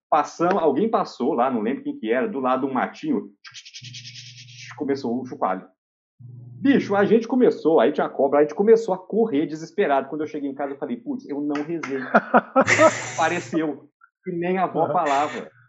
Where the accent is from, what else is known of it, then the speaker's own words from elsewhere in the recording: Oliveira, Minas Gerais, Brazil; moved away; Nasci em Carmópolis, fui criado lá em Oliveira, a vida inteira na mesma casa